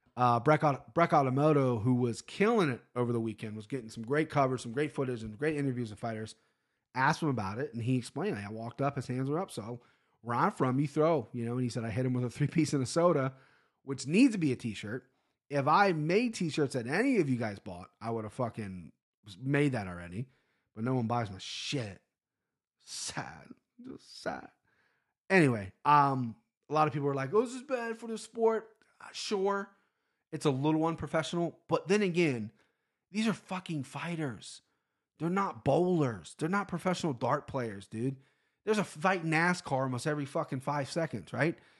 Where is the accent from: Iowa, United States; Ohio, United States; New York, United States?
Ohio, United States; Cincinnati; I'm a Cincinnati guy, born and raised.